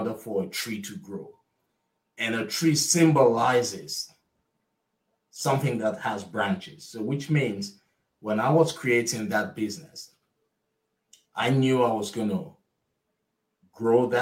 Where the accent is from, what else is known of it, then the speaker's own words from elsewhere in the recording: Nigeria; moved away as an adult; now in United States; I'm originally from Nigeria. I was raised, I attended high school, college in Nigeria